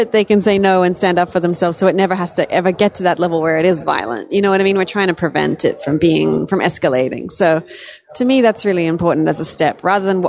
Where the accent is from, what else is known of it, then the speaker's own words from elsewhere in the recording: Australia; I'm Australian, and my granddad actually owned a pub